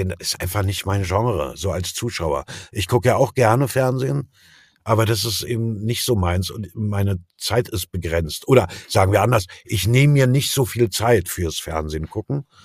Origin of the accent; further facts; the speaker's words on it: East Germany, Germany; ich bin ja Atheist, ne? so bin ich erzogen in der DDR aufgewachsen, so aus kommunistischem Haushalt.